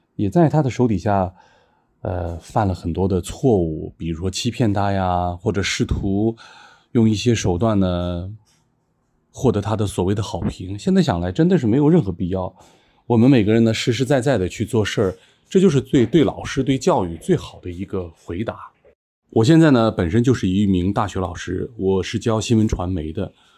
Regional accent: Qinghai, China; moved away; 在我的老家青海，因为地理条件比较差

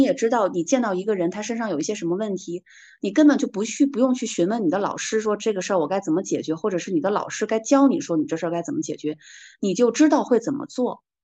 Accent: Hulunbuir, Inner Mongolia, China; 我的老家是在呼伦贝尔嘛，我的老家呼伦贝尔它其实是藏传佛教的格鲁派跟萨满的一个融合的地区

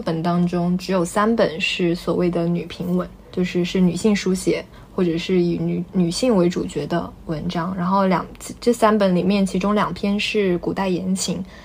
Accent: China; 作为中国人

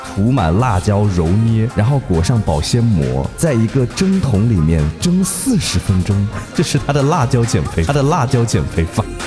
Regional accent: Hunan, China; 我们属于这种高湿高热的地带，这种盆地地带

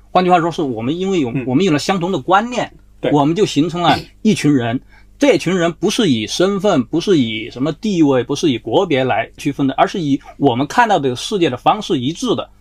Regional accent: China; 我们现在所有中国人，我们都是在中国这片土地上长大的

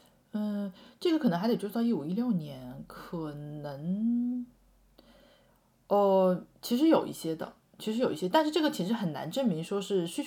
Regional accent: China; 作为一个中国人去用，觉得这个用户体验还不够

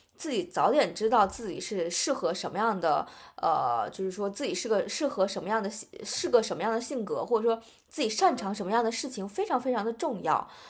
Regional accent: China; 但是可能我们中国人是非常就是认星盘这个东西

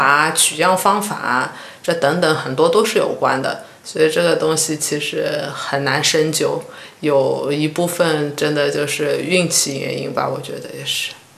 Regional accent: Shanghai, China; moved away; 我又飞回上海一下，回了一下家。

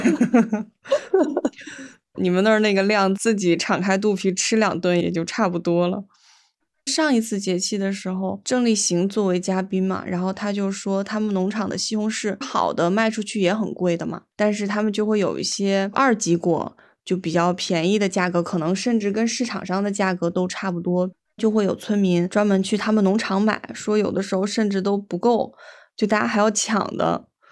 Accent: Weihai, Shandong, China; 我们威海这边

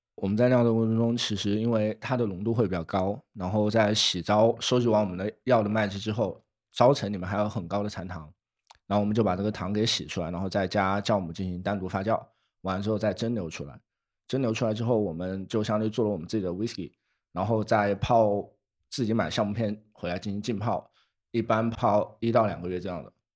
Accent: Wuhan, Hubei, China; moved away as an adult; now in Shenzhen, China; 我从小在武汉长大

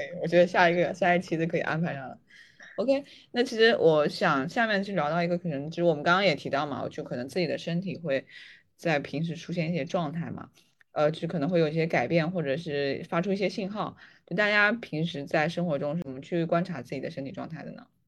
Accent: northern China, China; 因为我是北方人嘛，北方人

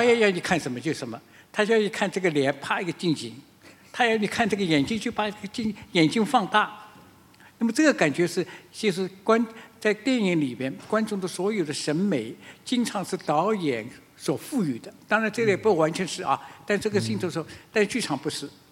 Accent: China; 和我们中国人是很不一样的

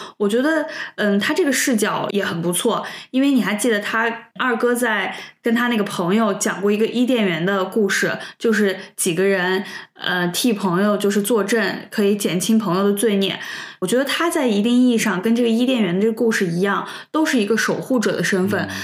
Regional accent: China; 我们中国人

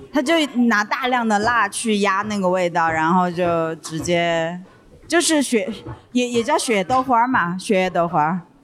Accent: Sichuan, China; born or raised there

